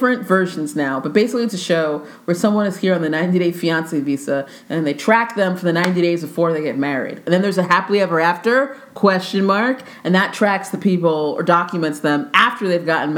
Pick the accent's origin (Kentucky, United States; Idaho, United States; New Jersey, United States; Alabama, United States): New Jersey, United States; Jersey. I'm from Jersey.